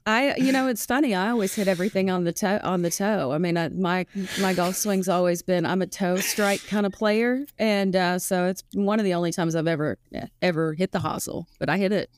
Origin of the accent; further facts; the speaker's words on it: Fayetteville, Arkansas, United States; I'm from Arkansas